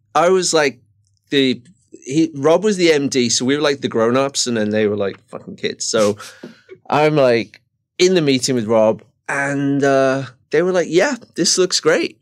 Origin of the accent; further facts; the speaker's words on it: England, United Kingdom; moved away; growing up in Margaret Thatcher's kind of England